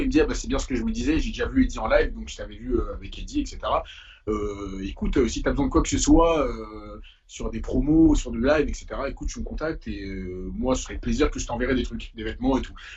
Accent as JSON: {"language": "French", "town": "Paris", "region": "Île-de-France", "country": "France", "tie": "born or raised there", "also_born_or_lived": "Essonne", "said": "j'ai fait tout le collège dans le 91, mais j'ai grandi à Paris, entre ici et et le 15e"}